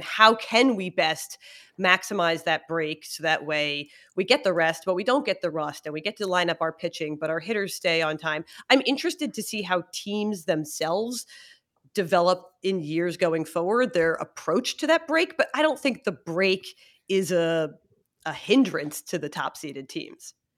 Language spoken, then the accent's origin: English; Philadelphia, Pennsylvania, United States; I'm from Philly